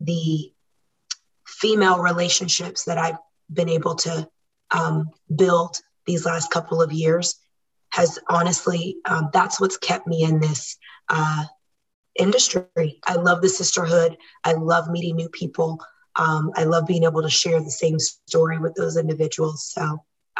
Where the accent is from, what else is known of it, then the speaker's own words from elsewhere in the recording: Washington, D.C., United States; moved away as an adult; also born or lived in Virginia; now in Murrieta, United States; I am originally from the East Coast, born and raised in DC and Virginia, and we moved to Murrieta, California in 2013